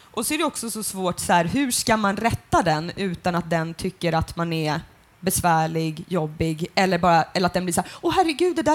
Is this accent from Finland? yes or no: yes; Finland; Jag är ju för fan finsk. Alltså, liksom, alltså så här, på mitt pass om jag skulle bli utvisad så